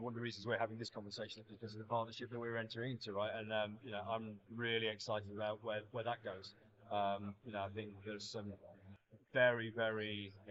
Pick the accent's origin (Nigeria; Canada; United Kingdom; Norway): Nigeria; moved away; I grew up in Nigeria.